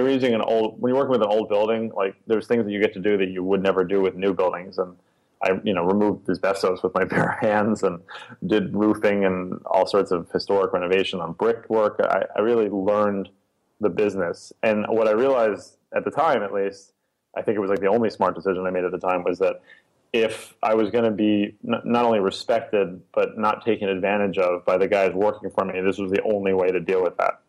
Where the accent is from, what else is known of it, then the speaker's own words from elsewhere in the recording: New York, United States; I grew up in Soho in New York